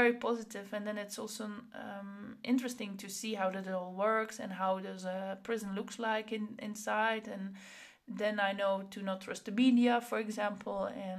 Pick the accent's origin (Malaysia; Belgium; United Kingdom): Belgium; Flanders; accent: Flemish; now in Netherlands; I grew up in Belgium, so I have a Flemish, I speak Flemish, and then I moved to the Netherlands, and then I had a Flemish accent.